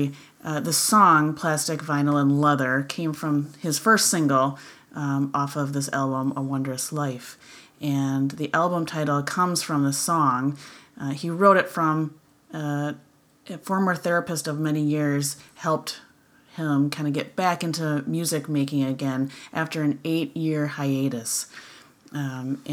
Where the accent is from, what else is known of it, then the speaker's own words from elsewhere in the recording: Wisconsin, United States; accent: Wisconsin; my annoying Wisconsin accent